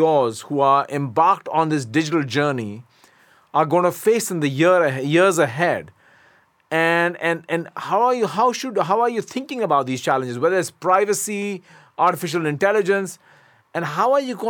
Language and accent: English; India; moved away; in his native India, my home country as well